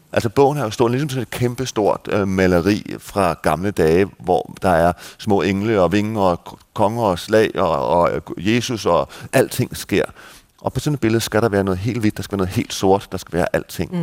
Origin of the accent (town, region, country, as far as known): Denmark; now in Malta